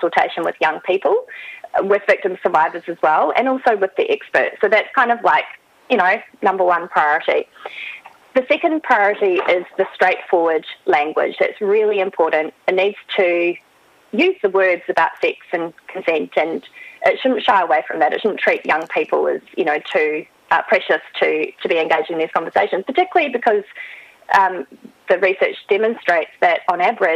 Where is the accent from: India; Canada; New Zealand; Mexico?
New Zealand; now in Australia; I am from New Zealand originally, but I have lived here for a long time